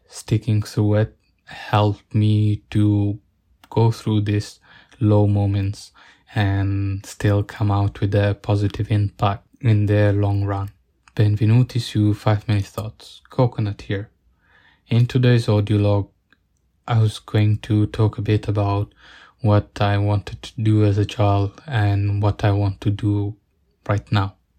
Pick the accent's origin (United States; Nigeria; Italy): Italy; growing up in Italian, Italian countryside